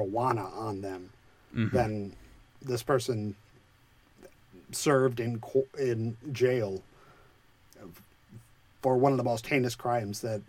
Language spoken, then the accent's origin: English; United States; American citizens